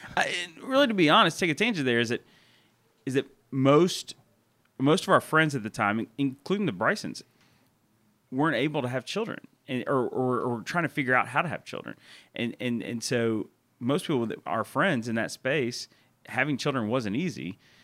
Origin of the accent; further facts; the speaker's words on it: Murfreesboro, Tennessee, United States; moved away as an adult; also born or lived in Texas; now in Memphis, United States; I'm from Murfreesboro, Tennessee.